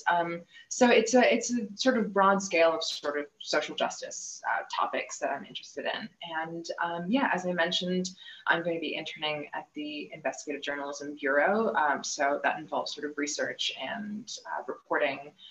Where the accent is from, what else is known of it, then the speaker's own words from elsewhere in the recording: India; also born or lived in Canada; But I am from India. I, uh, you know, sort of grew up between India and Canada